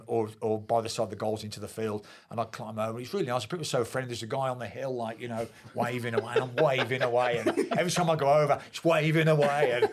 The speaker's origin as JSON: {"language": "English", "town": "Birmingham", "region": "West Midlands", "country": "United Kingdom", "tie": "born or raised there", "said": "Birmingham, my hometown club"}